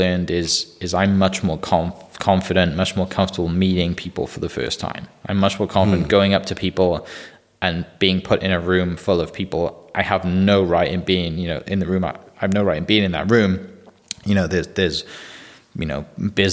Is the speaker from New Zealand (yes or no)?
no; Wales, United Kingdom; now in Bethany, Oklahoma, United States; the Welsh guy